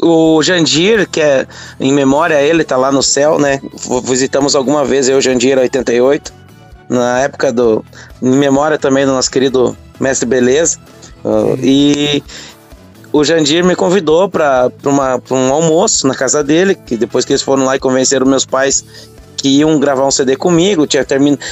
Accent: Erval Seco, Rio Grande do Sul, Brazil; also born or lived in Palmeira das Missões / São José das Missões; now in Barra Funda, Brazil; Eu nasci no município de Palmeira das Missões e residi até os meus 5 anos de idade em São José das Missões. Depois meus pais foram para o município de Erval Seco, onde concluí uhum. lá meu segundo grau

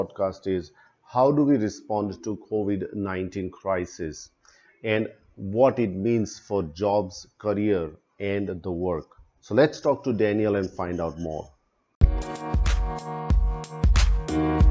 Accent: India; now in Australia; I'm originally from India, migrated to Australia way

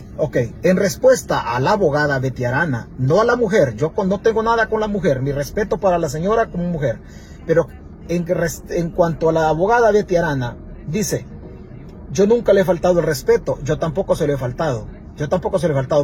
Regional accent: Santa Rita, Chalatenango, El Salvador; mi pueblo, de Santa Rita

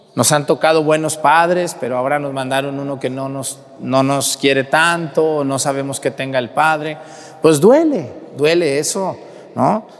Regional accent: Mexticacán, Jalisco, Mexico; moved away; todo mi pueblo, allá de donde yo soy, Mestigacán

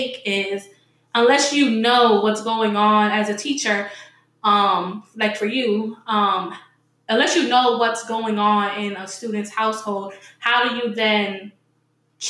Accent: New York City, New York, United States; also born or lived in Fredericksburg, Virginia; now in Richmond, United States; I'm from New York City

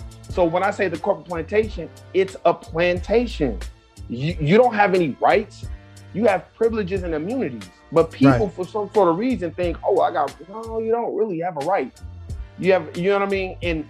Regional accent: Los Angeles, California, United States; Born and raised Los Angeles, California. That's the mecca of fake it till you make it.

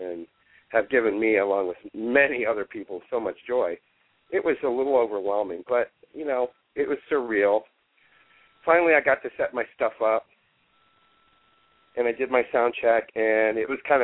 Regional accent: Cleveland, Ohio, United States; the Cleveland gig is that's my hometown.

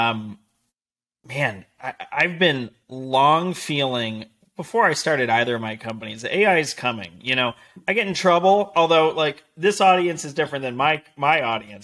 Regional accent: Las Vegas, Nevada, United States; moved away as an adult; also born or lived in Denver, Colorado; now in Newport Beach, United States; live in Newport Beach, California. I was born and raised in Vegas

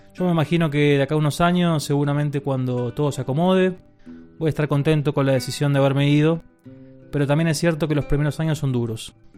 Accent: Buenos Aires, Argentina; moved away as an adult; now in Spain; soy de Buenos Aires, Argentina, y hace ya un año y medio que dejé el país.

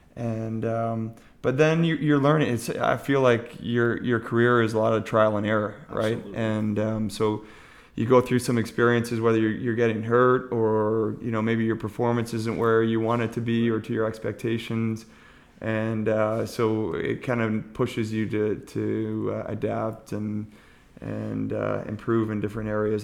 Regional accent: Montreal, Quebec, Canada; moved away; also born or lived in Ontario; I'm originally from Montreal

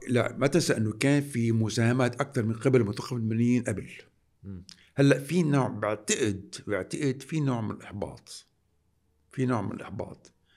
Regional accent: Lebanon; نحن كلبنانيين

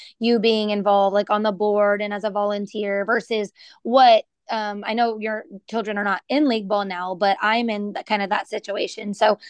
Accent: Texas, United States; always happy and excited to talk about my home state.

